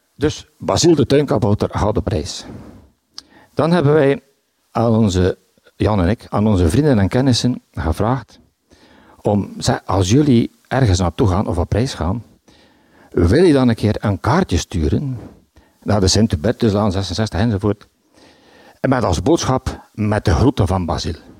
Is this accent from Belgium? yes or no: yes; Bruges, Flanders, Belgium; Ik ben van Brugge. Ik woon in de Sint-Hubertuslaan.